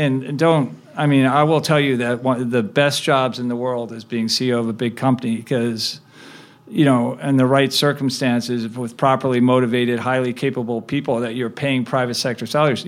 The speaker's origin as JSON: {"language": "English", "town": "Chicago", "region": "Illinois", "country": "United States", "tie": "born or raised there", "also_born_or_lived": "Cleveland, Ohio", "said": "I was born in Cleveland, Ohio, and I grew up in the Midwest. I, you know, spent most of my growing up years in the Chicago area."}